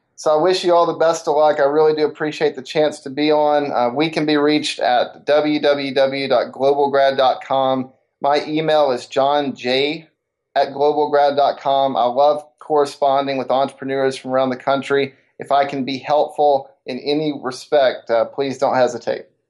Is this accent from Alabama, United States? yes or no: yes; Decatur, Alabama, United States; growing up in Decatur, Alabama, the northern Alabama area